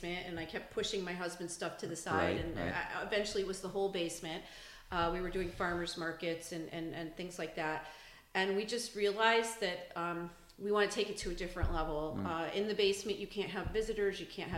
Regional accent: Southington, United States; My family came from a farm in Indiana, although I grew up in Southington.

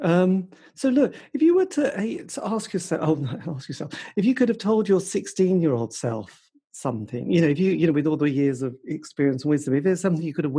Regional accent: Suffolk, East of England, United Kingdom; now in Norwich, United Kingdom; I was brought up in Suffolk.

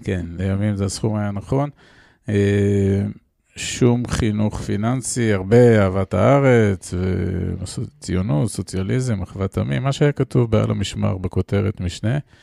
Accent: Israel; אני גדלתי בקיבוץ אה, בשנות ה-70 וה-80 של האלף הקודם

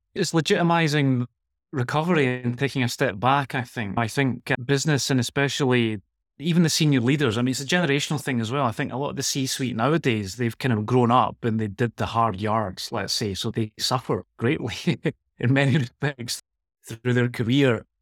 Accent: Glasgow, Scotland, United Kingdom; moved away as an adult; also born or lived in Girona; now in Barcelona, Spain; I'm from Glasgow originally, so I was trying to escape the Scottish climate

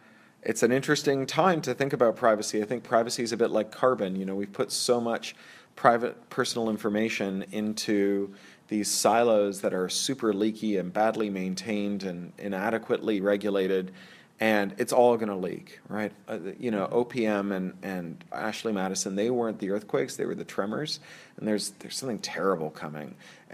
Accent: Toronto, Ontario, Canada; also born or lived in Central America / San Francisco / London; now in Los Angeles, United States; I'm from Toronto, where Canadians are like serial killers. We look just like everyone else, and we're everywhere. I lived in Central America, in San Francisco, in L.A., in London for 13 years, and then in L.A. a couple more times, and I'm back in L.A.

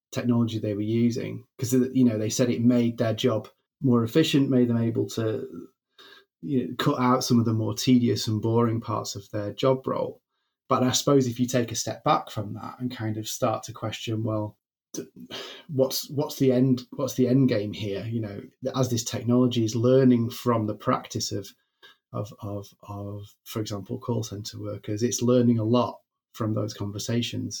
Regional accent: Greater Manchester, North West England, United Kingdom; I grew up in Greater Manchester

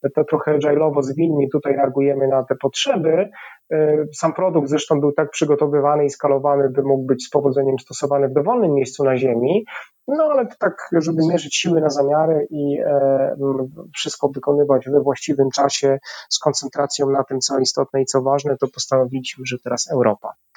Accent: Tarnów, Lesser Poland, Poland; moved away as an adult; also born or lived in Kraków; now in Warsaw, Poland; w Tarnowie, gdzie, gdzie się urodziłem, skąd pochodzę

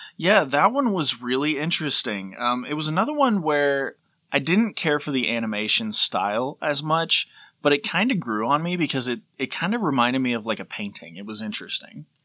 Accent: Tennessee, United States; we're from Tennessee, like, it's a similar accent

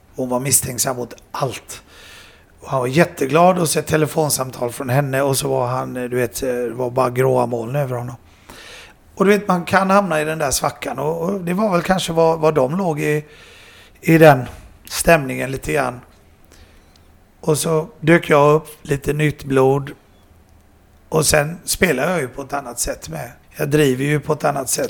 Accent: Sweden; det var jag, och Andy och jag och Panda mm. som var svenskar.

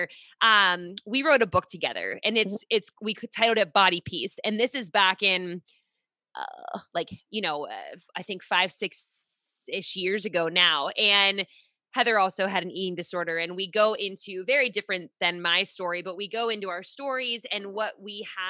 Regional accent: Pittsburgh, Pennsylvania, United States; now in Rhode Island, United States; I'm in Rhode Island now. I'm originally from Pittsburgh

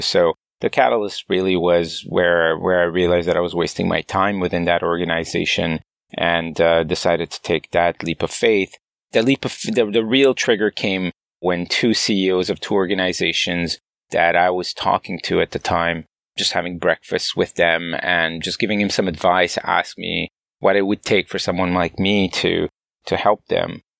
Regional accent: Montreal, Quebec, Canada; moved away as an adult; also born or lived in San Francisco, United States; As a Canadian living in the valley

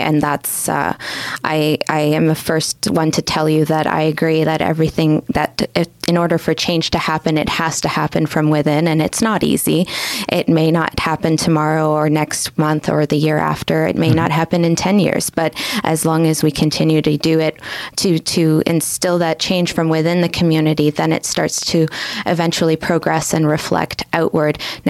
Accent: Canada; I see myself as a Canadian, and so I have a diverse group of friends

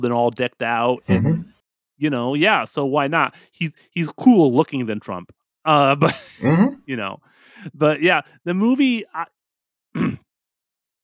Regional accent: United States; I'm an American here.

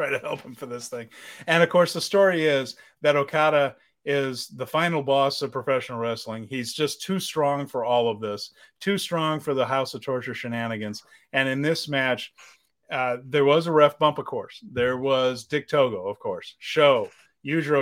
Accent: United States; I'm American

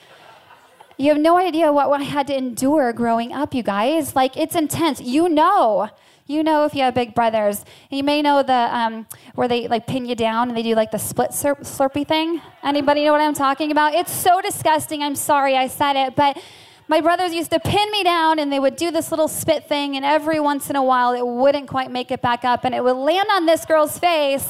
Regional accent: Farmington, Minnesota, United States; now in Seattle, United States; I actually grew up in Farmington, Minnesota

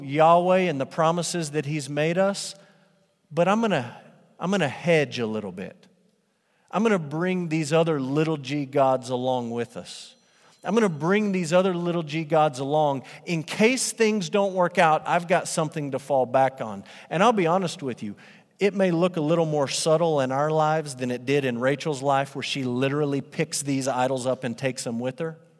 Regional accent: Amarillo, Texas, United States; I grew up in Amarillo and I attended Crockett Middle School

